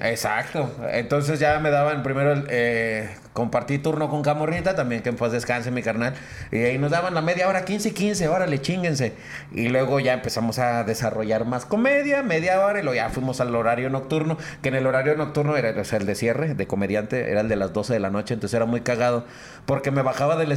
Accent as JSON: {"language": "Spanish", "region": "Nuevo León", "country": "Mexico", "said": "los codos somos los regios."}